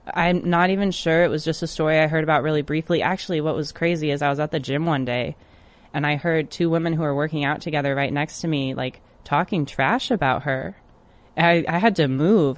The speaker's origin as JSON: {"language": "English", "region": "Michigan", "country": "United States", "said": "my home state in Detroit, Michigan. I drove over to Detroit from Kalamazoo"}